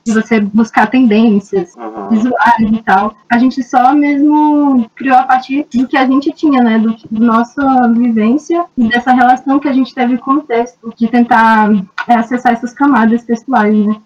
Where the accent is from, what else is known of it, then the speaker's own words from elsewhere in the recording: Belém, Pará, Brazil; eu sou do Pará, nasci em Belém do Pará